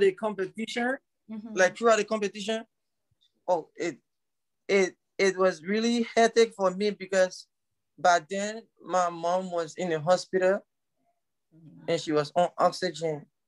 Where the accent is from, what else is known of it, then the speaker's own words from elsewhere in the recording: Liberia; I told him I was from Liberia